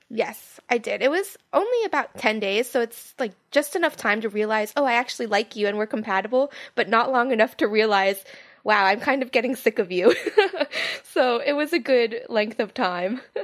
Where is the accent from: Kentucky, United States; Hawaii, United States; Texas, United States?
Hawaii, United States; I was from Hawaii